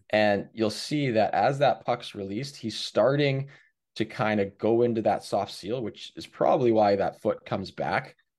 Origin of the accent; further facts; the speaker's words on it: Hamilton, Ontario, Canada; I'm from Hamilton